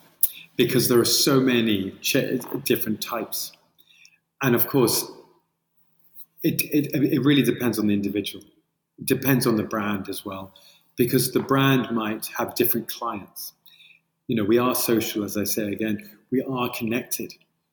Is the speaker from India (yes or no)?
no; Colombia; now in United Kingdom; I sound British. I am, but I'm originally from Colombia.